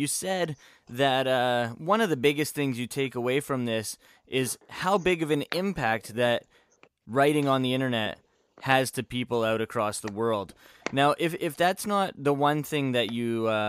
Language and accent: English; Canada; Funny, we're all Canadian.